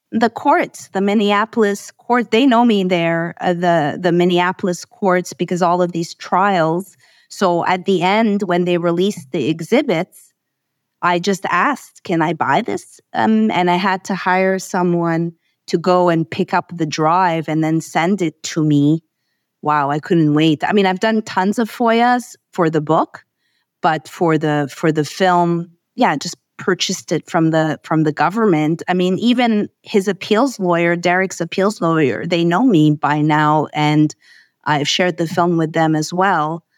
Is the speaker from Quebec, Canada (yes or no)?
yes; Montreal, Quebec, Canada; I hail from Montreal, Canada.